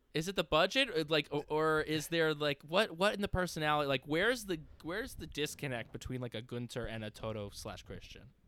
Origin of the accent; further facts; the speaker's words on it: New York, United States; growing up in New York